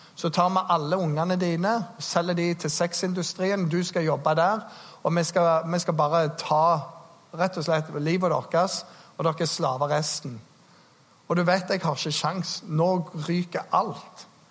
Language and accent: Norwegian; Norway; Jeg er nordmann